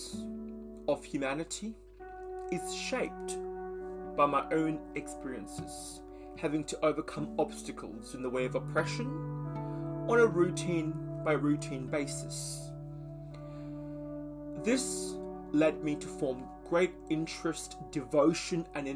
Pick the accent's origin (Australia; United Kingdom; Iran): Australia; also born or lived in Malaysia; Having moved from Malaysia at a young age, I call Australia home